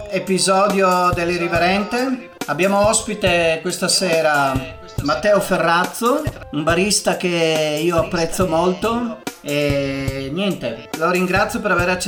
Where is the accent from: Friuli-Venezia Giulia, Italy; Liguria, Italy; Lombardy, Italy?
Friuli-Venezia Giulia, Italy; io sono un friulano che lavora spesso in Veneto.